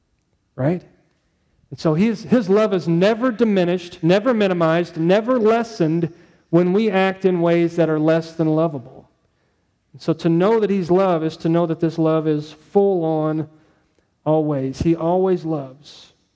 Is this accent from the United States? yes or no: yes; St. Louis, Missouri, United States; Where are you from? I'm from St. Louis area. Oh, you're a Rams fan. Yeah, that's right. I'm a Rams fan.